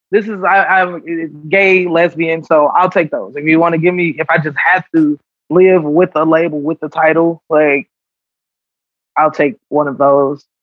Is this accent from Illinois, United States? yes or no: yes; Chicago, Illinois, United States; I'm a Chicago kid, so like, I like going to the beach.